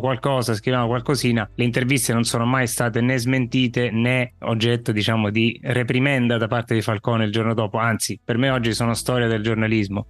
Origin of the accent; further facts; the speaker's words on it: Sicily, Italy; Da siciliano